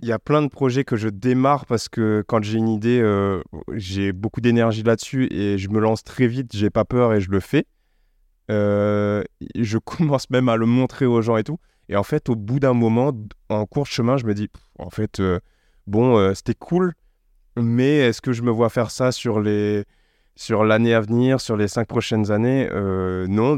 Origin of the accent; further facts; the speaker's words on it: Réunion; now in Paris, France; je suis né sur une île près de l'Afrique. Je suis français, européen